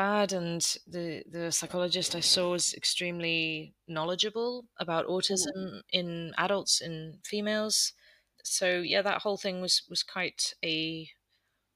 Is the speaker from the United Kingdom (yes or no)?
yes; United Kingdom; moved away as an adult; also born or lived in London; now in Netherlands; I live in the Netherlands. I'm British, but we moved out about 7 years ago now.